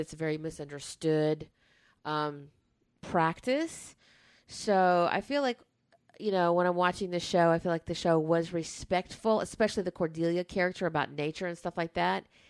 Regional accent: the South, United States; growing up in the South

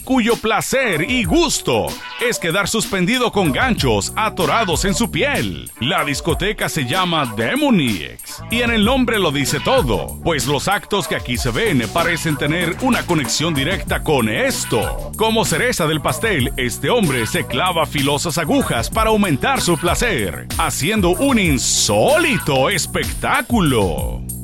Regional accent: Peru; now in Miami, United States; soy peruano

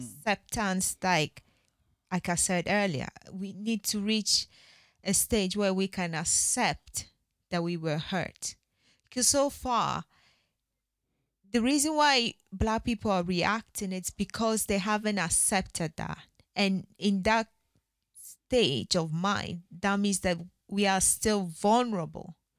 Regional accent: Ghana; I'm Ghanaian

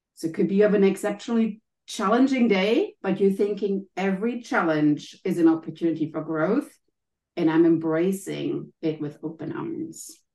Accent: Germany; accent: German; English is a second language; as you can maybe hear from my accent, I'm German.

